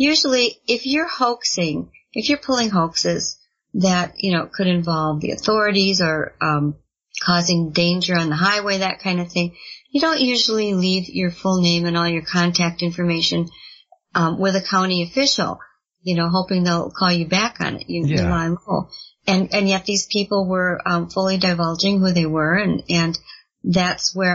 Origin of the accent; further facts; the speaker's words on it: Elkhorn, Wisconsin, United States; my hometown of Elkhorn, Wisconsin